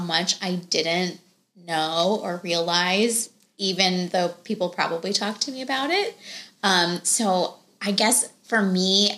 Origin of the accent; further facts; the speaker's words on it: India; I think so much pressure societally, and then me being Indian, definitely a cultural aspect to it, right?